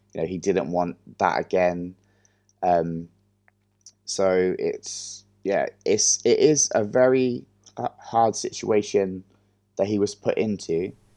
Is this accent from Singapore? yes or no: no; England, United Kingdom; as an English person